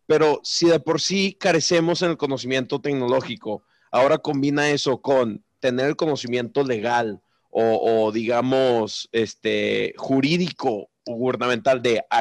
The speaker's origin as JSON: {"language": "Spanish", "country": "Mexico"}